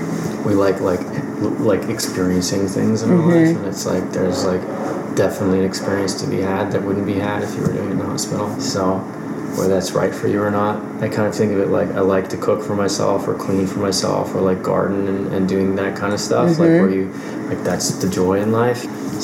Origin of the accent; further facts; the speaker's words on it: Texas, United States; moved away; I grew up in Texas